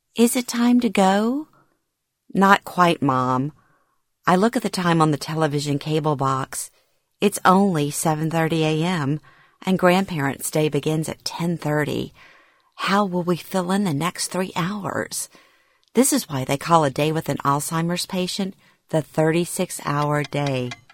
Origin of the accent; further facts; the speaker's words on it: Louisiana, United States; moved away; moving back to my hometown in Louisiana after 36 years